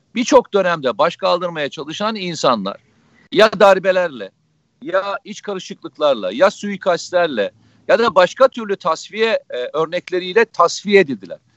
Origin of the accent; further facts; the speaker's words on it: Samsun, Turkey; Samsun'dan hemşerim